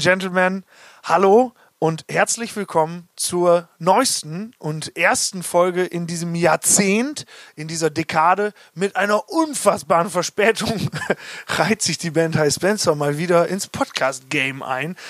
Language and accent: German; Hagen am Teutoburger Wald, Lower Saxony, Germany; Niklas, Janis und ich, wir kommen aus Hagen